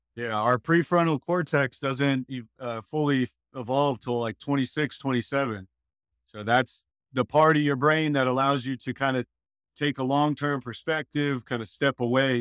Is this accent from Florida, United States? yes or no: yes; Hollywood, Florida, United States; moved away as an adult; now in Panama City Beach, United States; I was born in Hollywood, Florida, South Florida.